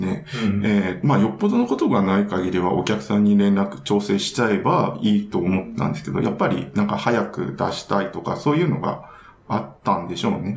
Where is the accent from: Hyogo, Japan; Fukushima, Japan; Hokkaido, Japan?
Hokkaido, Japan; 北海道で育ってたんで